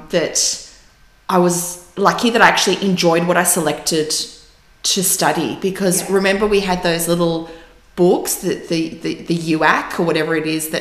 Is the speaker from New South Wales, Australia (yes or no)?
yes; Sydney, New South Wales, Australia; also born or lived in Russia; I was born in Russia, and in 1980 we came to Australia as migrants